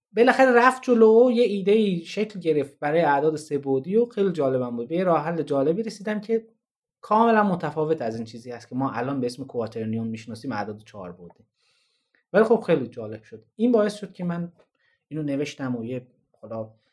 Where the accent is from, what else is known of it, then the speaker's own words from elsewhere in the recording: Tabriz, East Azerbaijan, Iran; من میخوام برم هم شهر خودم